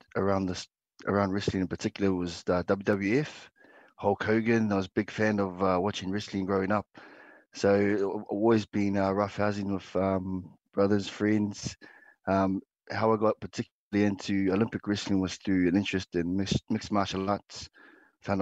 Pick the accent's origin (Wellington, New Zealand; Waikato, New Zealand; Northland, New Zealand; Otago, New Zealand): Otago, New Zealand; Dunedin; myself, was born in Otepoti, Dunedin